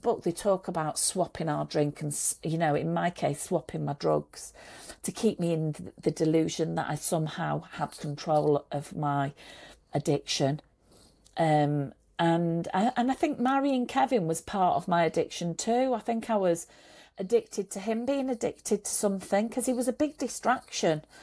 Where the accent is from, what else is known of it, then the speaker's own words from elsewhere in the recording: Manchester, North West England, United Kingdom; also born or lived in Saudi Arabia; in Manchester where, where he was working and I was living, and that's where we're both from